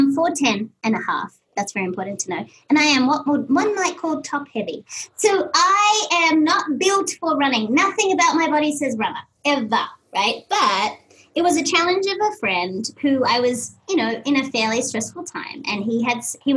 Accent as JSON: {"language": "English", "country": "Australia", "moved": "yes", "said": "I'm Australian, I know kilometers. I have no concept of miles even to this day"}